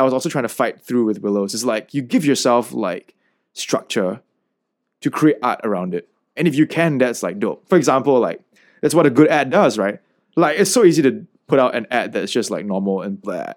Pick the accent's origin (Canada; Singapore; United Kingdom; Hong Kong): Singapore; coming from the heartlands or, you know, like, being legitimately Singaporean